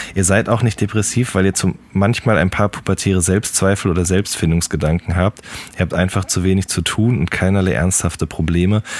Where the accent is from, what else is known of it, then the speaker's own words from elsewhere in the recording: Ruhr area, North Rhine-Westphalia, Germany; Ich komme ja aus dem Pott, genau wie du auch.